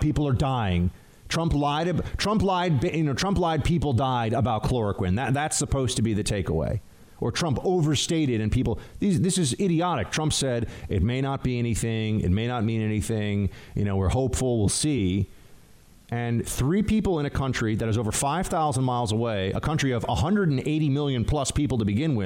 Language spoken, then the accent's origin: English; New York, United States; I'm from New York. It's how we talk.